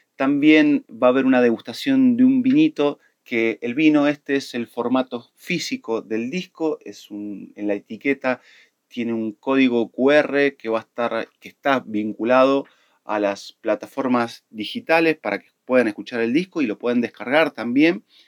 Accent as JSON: {"language": "Spanish", "region": "Mendoza", "country": "Argentina", "moved": "yes", "lives_now": "Buenos Aires, Argentina", "said": "soy músico cantautor de los Pagos de Mendoza, radicado en la ciudad de Buenos Aires hace un tiempo"}